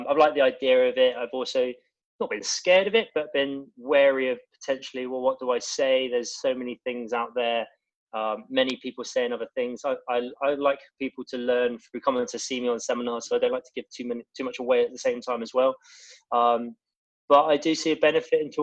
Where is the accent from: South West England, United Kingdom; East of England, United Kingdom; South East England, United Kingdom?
South West England, United Kingdom; Bournemouth; moved away as an adult; also born or lived in Middle East; now in France; I lived in my hometown in Bournemouth with two other guys.